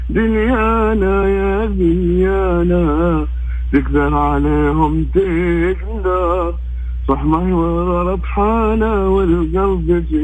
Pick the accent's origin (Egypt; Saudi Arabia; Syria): Saudi Arabia; Mecca, Makkah Province; من مكه